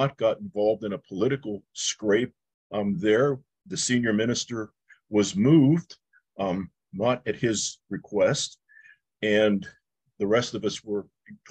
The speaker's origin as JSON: {"language": "English", "town": "Pittsburgh", "region": "Pennsylvania", "country": "United States", "tie": "born or raised there", "said": "I grew up in the Lower East Side of Pittsburgh"}